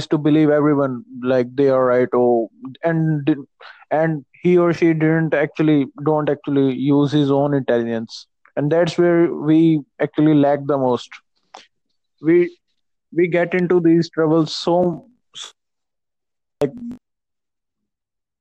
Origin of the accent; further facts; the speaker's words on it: India; I'm from India.